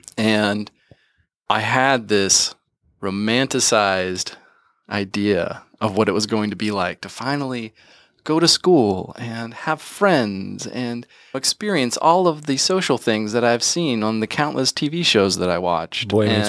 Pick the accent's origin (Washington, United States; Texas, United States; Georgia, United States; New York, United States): Georgia, United States; also born or lived in West Virginia; So needless to say, I grew up pretty isolated from the beginning and we moved a lot. So when I was 7, we moved from West Virginia to West Georgia.